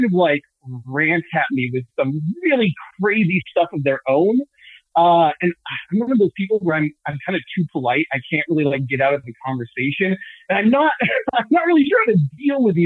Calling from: Southern California, United States; I'm calling from beautiful Southern California here.

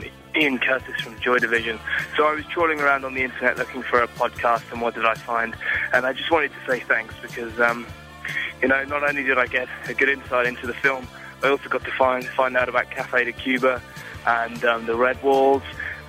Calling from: Dublin, Leinster, Ireland; I'm calling from Dublin in Ireland

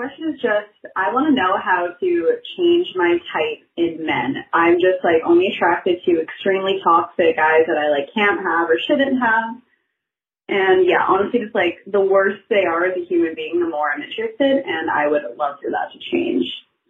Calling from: Vancouver, British Columbia, Canada; Hello, I'm calling from Vancouver, Canada.

